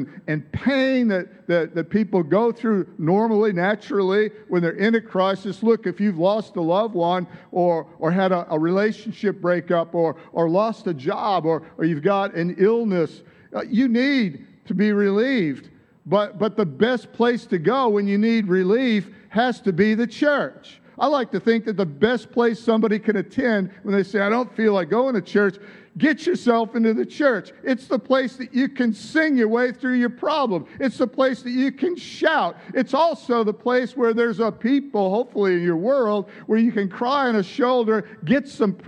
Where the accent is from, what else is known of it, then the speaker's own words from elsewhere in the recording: Michigan, United States; accent: American; moved away as an adult; also born or lived in San Diego, California; I moved from Michigan, my home state, to California, to San Diego